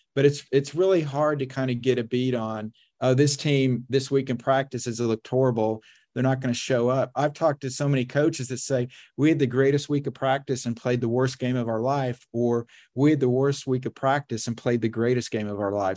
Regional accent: Oklahoma, United States; I grew up in Oklahoma, so I'm a steak and potatoes guy

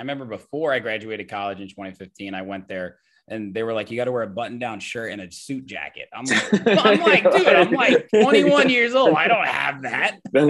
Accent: Indiana, United States; now in Chicago, United States; I grew up in Indiana. I've been here for 6 years now.

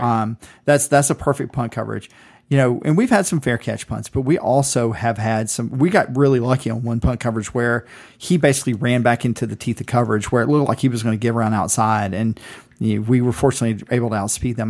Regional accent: Southeast Georgia, United States; I'm from Southeast Georgia.

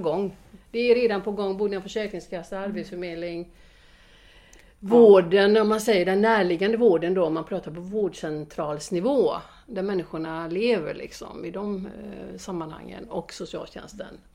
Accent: Gothenburg, Västra Götaland, Sweden; jag är uppvuxen i Biskopsgården

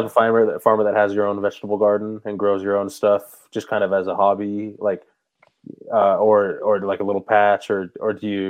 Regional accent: California, United States; I grew up playing in California

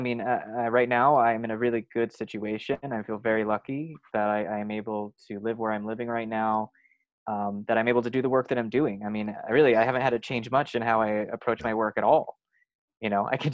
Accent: Castleford, Idaho, United States; I grew up in Southern Idaho is really rural for the most part

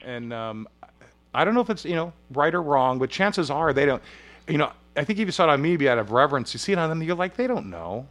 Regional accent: Huntington Beach, California, United States; I grew up in Huntington Beach

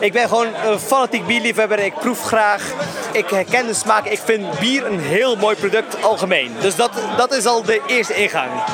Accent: Netherlands; als Nederlander

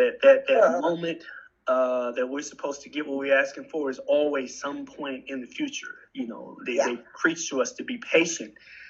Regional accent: Mississippi, United States; moved away; I'm from Mississippi

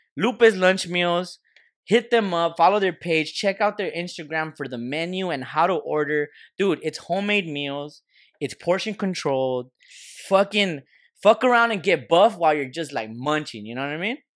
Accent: United States; we're American, we're Mexican Americans

